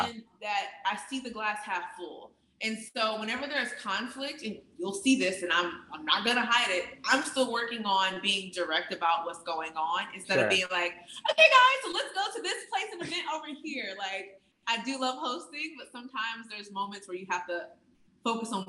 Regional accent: Midwest, United States; moved away; also born or lived in Atlanta, Georgia; I'm from the Midwest by way of Atlanta

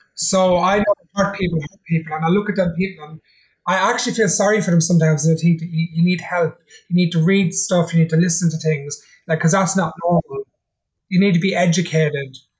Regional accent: Ireland; I'm Irish. I'm a traveller.

